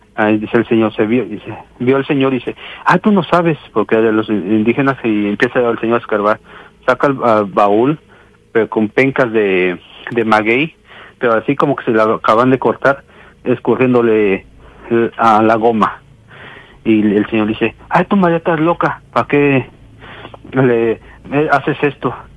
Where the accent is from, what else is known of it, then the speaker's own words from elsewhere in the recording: Oaxaca, Mexico; also born or lived in Mexico City; soy nacido en la ciudad de México, y pero criado en Oaxaca, pues yo digo que soy de Oaxaca